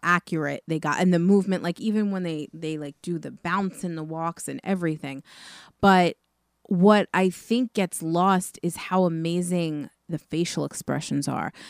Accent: New York, United States; being from New York

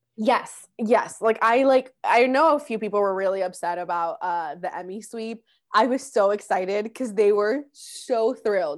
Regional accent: Orlando, Florida, United States; first language Spanish; English is a second language; also born or lived in Medellín, Colombia; I grew up in Orlando

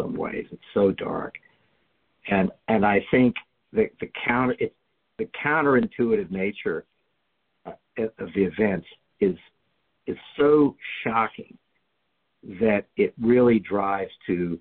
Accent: the South, United States; I grew up in the South

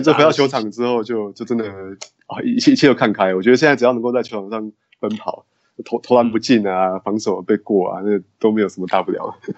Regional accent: Taoyuan, Taiwan; also born or lived in Taipei, Taiwan; 我是在台湾土生土长长大的

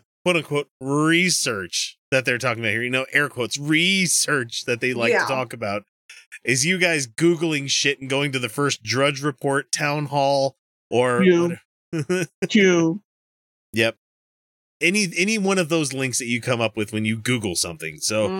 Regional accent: Texas, United States; also born or lived in Utah; I grew up in Christian-ass Texas

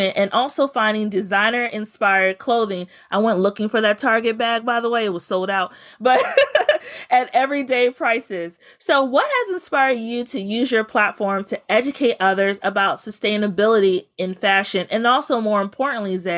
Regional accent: Bladensburg, Maryland, United States; I grew up in Prince George's County in Bladensburg

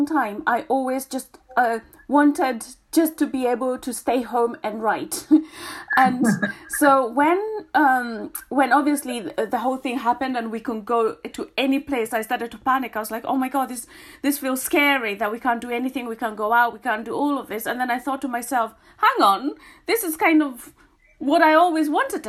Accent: Kenya; now in United Kingdom; me being Kenyan

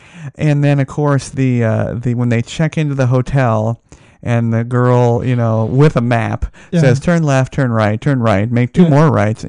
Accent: Las Vegas, Nevada, United States; born or raised there

